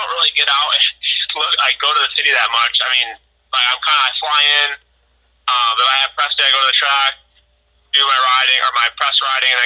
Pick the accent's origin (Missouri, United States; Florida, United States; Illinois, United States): Illinois, United States; growing up in Illinois